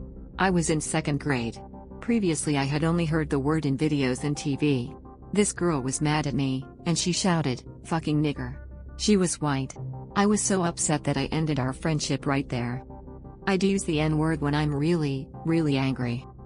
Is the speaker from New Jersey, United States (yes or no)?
no; Atlanta, Georgia, United States; I was born in Atlanta, Georgia. I'm a Southern girl. I grew up in a very pro-black family. Going to black church, playing with black dolls and learning to appreciate black history, black art, black music and black culture.